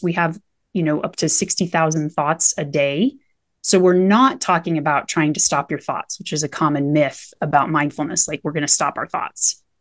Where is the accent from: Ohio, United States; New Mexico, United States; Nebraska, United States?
Nebraska, United States; now in Colorado, United States; I grew up in Nebraska, spent most of my life in a trailer down by the river.